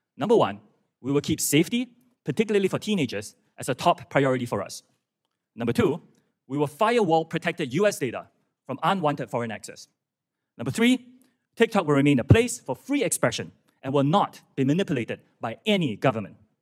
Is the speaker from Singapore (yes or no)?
yes; Singapore; moved away as an adult; also born or lived in United Kingdom / United States; I'm from Singapore. That's where I was born.